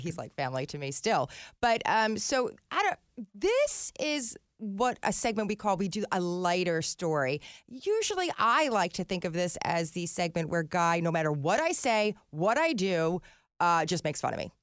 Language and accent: English; New Jersey, United States; I grew up in New Jersey